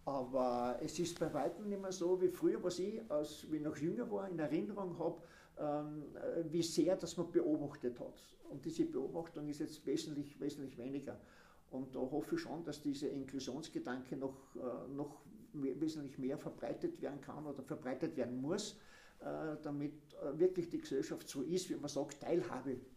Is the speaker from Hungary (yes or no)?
no; Eisenerz, Styria, Austria; moved away as an adult; now in Eibiswald, Austria; ich bin in Eisenheiß geboren und auch dort aufgewachsen und lebe jetzt in Eiviswald. Und äh, bin von Eisenheiz schon mit 20 dann weg.